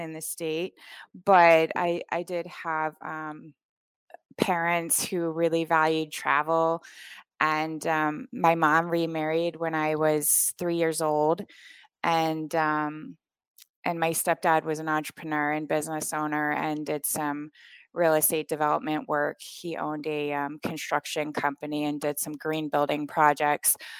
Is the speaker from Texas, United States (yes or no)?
no; Vermont, United States; moved away as an adult; also born or lived in Anguilla / Rwanda; I grew up in Vermont, in a tiny town with about twelve hundred people in the whole town